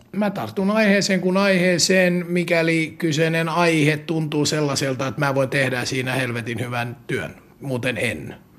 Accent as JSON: {"language": "Finnish", "country": "Finland"}